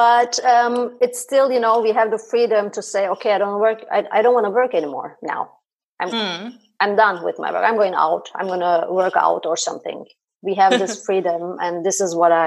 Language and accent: English; Istanbul, Turkey; moved away as an adult; now in Berlin, Germany; I'm originally from Istanbul, Turkey. I'm based in Berlin